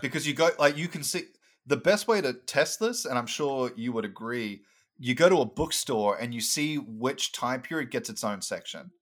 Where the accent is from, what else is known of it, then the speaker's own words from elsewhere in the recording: Brisbane, Queensland, Australia; moved away as an adult; also born or lived in Sunshine Coast; now in United States; I was born on the Sunshine Coast, but I spent most of my time um, in Brisbane, which is the capital of, uh, Queensland.